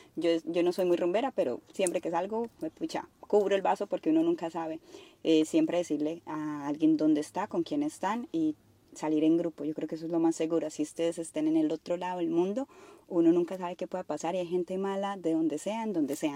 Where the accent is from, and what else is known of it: Colombia; now in Australia